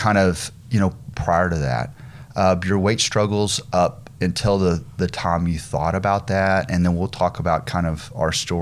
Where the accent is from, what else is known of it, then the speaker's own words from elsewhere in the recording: Dalhart, Texas, United States; I grew up in Dalhart.